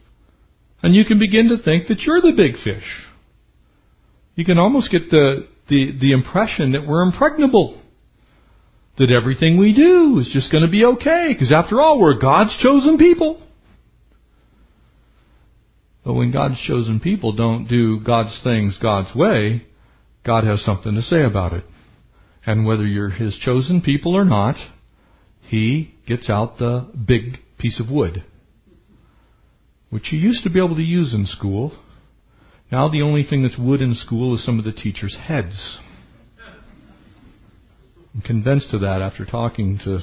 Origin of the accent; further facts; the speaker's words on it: San Diego County, California, United States; I grew up in San Diego County.